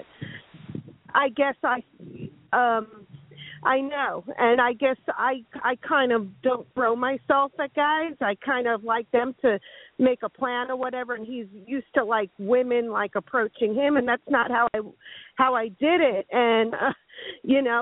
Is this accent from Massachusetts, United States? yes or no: no; Florida, United States